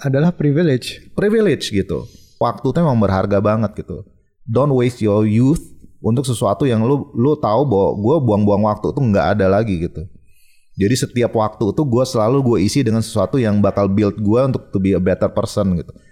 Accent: Bali, Indonesia; dari kecil gue lahir di Bali

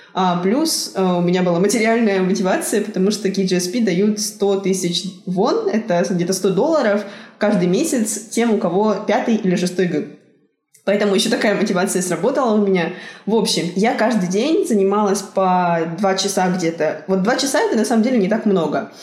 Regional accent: Tyumen, Tyumen Oblast, Russia; moved away as an adult; now in South Korea; я из Тюмени

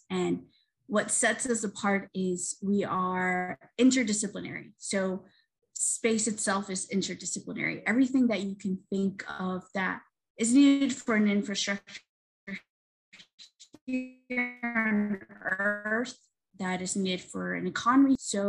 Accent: Colombia; moved away; I've been interested in space since I was very young, but in my home country of Colombia, we don't have a space program.

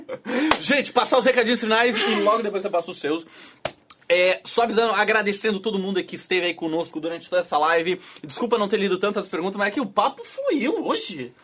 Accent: Florianópolis, Santa Catarina, Brazil; eu sou de Floripa

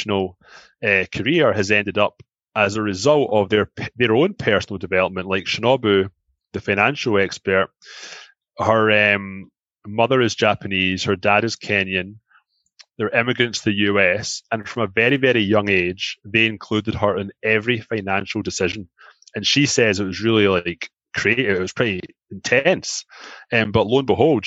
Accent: Glasgow, Scotland, United Kingdom; moved away as an adult; now in Toronto, Canada; I'm from Glasgow

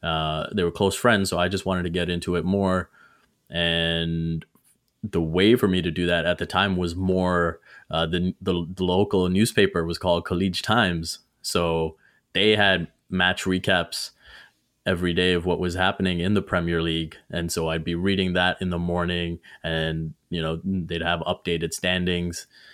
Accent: Dubai, United Arab Emirates; I was growing up in Dubai, so it was always football.

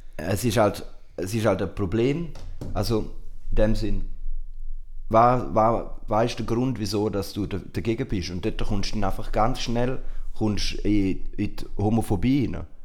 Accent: Switzerland; bei uns in der Schweiz

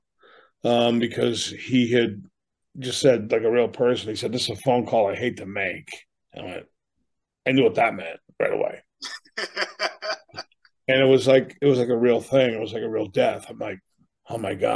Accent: Boston, Massachusetts, United States; now in Amherst, New Hampshire, United States; I grew up in Boston as a younger person

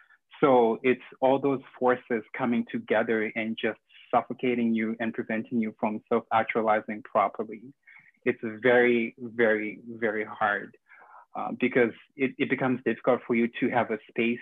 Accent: Zimbabwe; now in Canada; in my home country, Zimbabwe

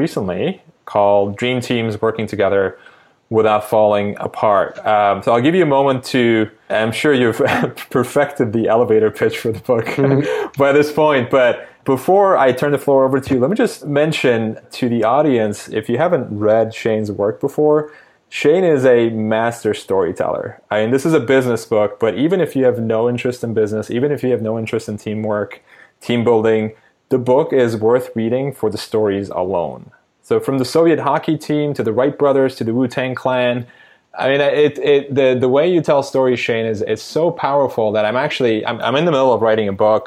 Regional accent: Istanbul, Turkey; moved away as an adult; now in United States; I was born and raised in Istanbul, Turkey, lived there for 18 years and then came to the US for college

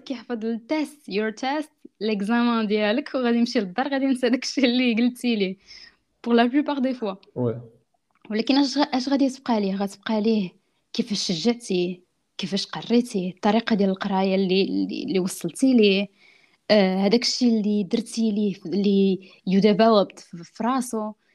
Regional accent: France; also born or lived in Italy / Morocco; انا دزت طاليان كبرت في فرنسا دونك اصلي من المغرب

